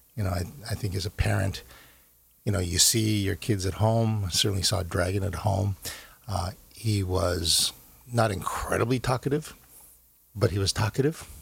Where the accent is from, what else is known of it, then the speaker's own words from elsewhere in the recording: United States; also born or lived in Korea / New York; I see myself very much as uh, as uh, as an American growing up here